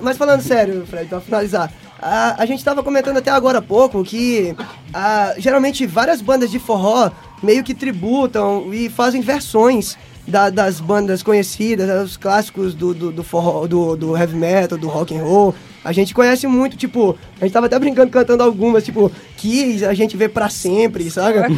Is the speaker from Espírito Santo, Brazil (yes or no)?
no; São Luís, Maranhão, Brazil; a gente é de São Luís do Maranhão, é do Nordeste ainda